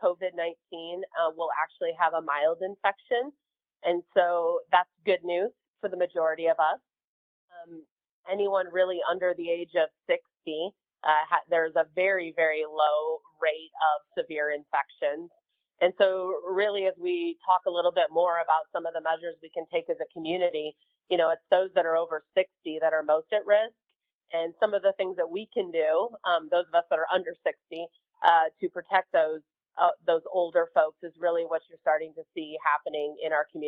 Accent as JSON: {"language": "English", "region": "Colorado", "country": "United States", "said": "I'm from Colorado"}